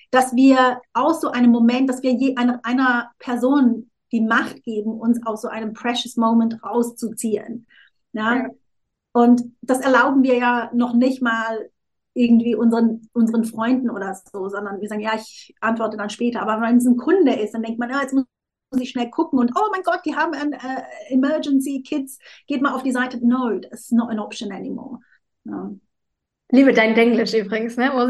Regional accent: Switzerland; ich bin halb Südafrikanerin. Ich habe meiner Mutter lange vorgeworfen, also sie, ich bin ja in der Schweiz aufgewachsen

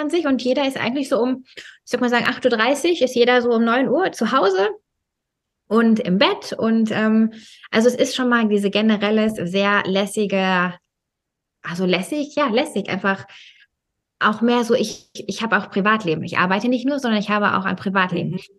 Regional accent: Germany; ich meine, ich bin ja in Deutschland aufgewachsen

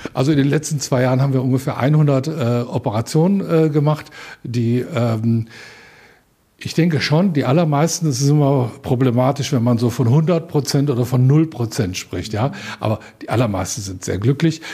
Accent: Rhineland, Germany; now in Upper Franconia, Germany; ich bin ja zugezogen, ich bin ja Rheinländer

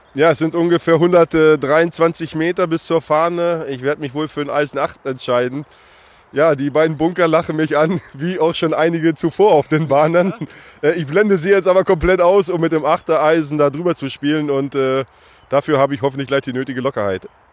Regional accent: Hanover, Lower Saxony, Germany; als Hannoveraner

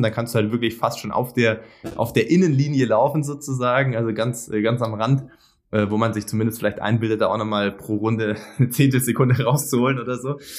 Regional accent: Sindelfingen, Baden-Württemberg, Germany; moved away; ich komme äh, als gebürtiger Schwabe hier aus dem Epizentrum äh, von einem großen deutschen Automobilkonzern

